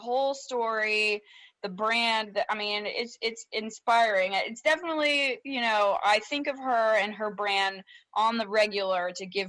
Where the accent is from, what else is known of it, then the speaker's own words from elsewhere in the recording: Baltimore, Maryland, United States; born there; You know, I was born in Baltimore. There's not much people can do without me clapping back at them, you know?